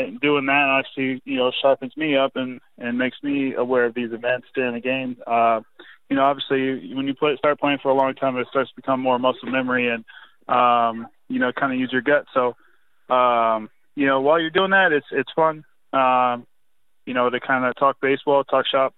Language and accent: English; Long Beach, California, United States; I'm from Long Beach, so, you know, not too far away from Anaheim